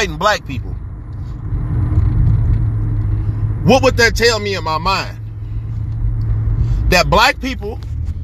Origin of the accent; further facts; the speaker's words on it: Chicago, Illinois, United States; I'm a Chicago person. So, you know, I grew up in Humboldt Park. I grew up in K-Town